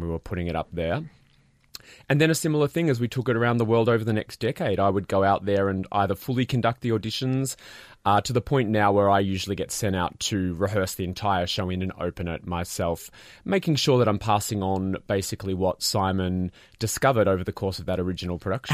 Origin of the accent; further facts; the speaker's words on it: Australia; as an Australian